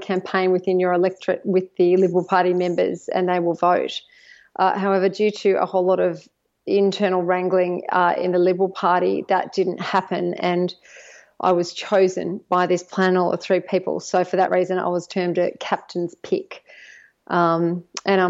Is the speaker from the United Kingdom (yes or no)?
no; just outside of Sydney, New South Wales, Australia; also born or lived in United States / Northern Beaches, Sydney; I grew up just outside of Sydney